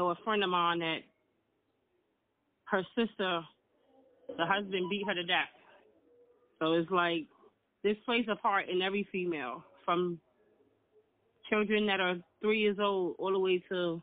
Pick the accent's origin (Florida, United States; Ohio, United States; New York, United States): New York, United States; New York City; I'm from the Bronx